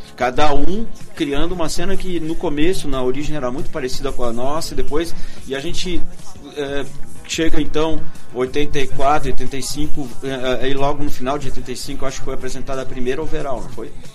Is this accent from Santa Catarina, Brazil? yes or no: yes; Santa Catarina, Brazil; moved away; also born or lived in Porto Alegre / Pelotas; eu me mudei para Florianópolis. Quando eu cheguei em Florianópolis, voltando para o meu estado natal